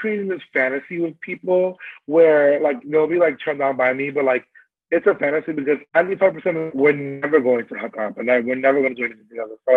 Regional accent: New York City, New York, United States; born and raised in the Bronx

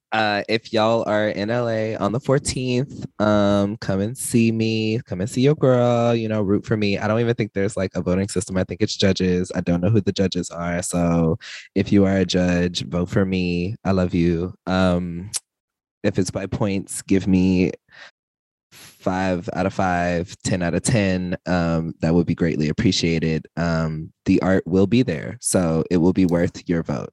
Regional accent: Texas, United States; I'm from Texas

